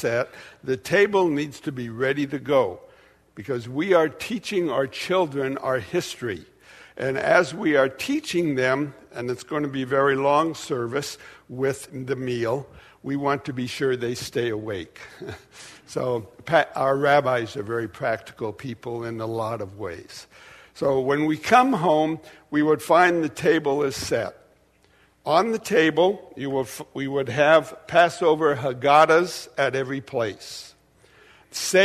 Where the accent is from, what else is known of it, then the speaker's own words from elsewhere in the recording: Portland, United States; also born or lived in Dallas; I was raised in Portland in a conservative Jewish family